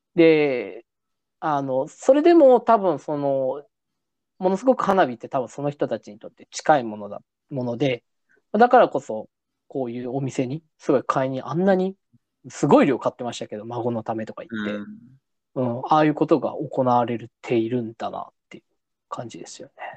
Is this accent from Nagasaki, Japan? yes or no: yes; Nagasaki, Japan; moved away; 実は僕、その長崎出身なんですね。